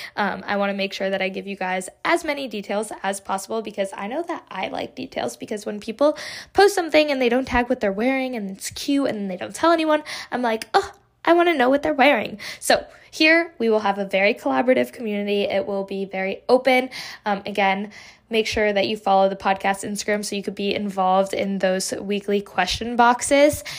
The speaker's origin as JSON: {"language": "English", "region": "Connecticut", "country": "United States", "said": "I am from Connecticut, a small, relatively small town"}